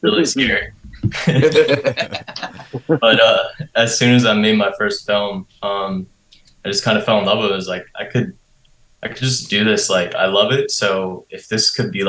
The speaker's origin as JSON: {"language": "English", "town": "York", "region": "Pennsylvania", "country": "United States", "tie": "born or raised there", "also_born_or_lived": "Maryland", "moved": "as an adult", "lives_now": "Philadelphia, United States", "said": "I grew up in York, PA, which is about like a suburb, hour and a half, 2 hours away from here to the west. Born in the east of Maryland."}